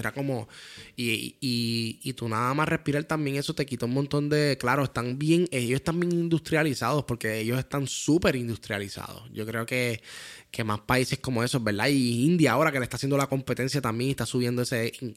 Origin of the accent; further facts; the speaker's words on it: Puerto Rico; somos de Puerto Rico